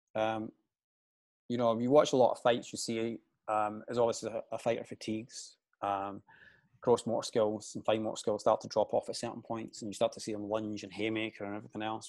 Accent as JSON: {"language": "English", "town": "Glasgow", "region": "Scotland", "country": "United Kingdom", "tie": "born or raised there", "said": "I i am from Glasgow, the east end of Glasgow. So I grew up in the seventies, and back in the seventies, it was pretty rough. Um, we lived in quite a deprived area"}